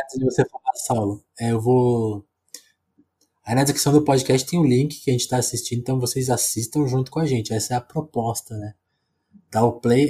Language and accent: Portuguese; Ribeirão Preto, São Paulo, Brazil; moved away; eu sou do interior de São Paulo, né? Ribeirão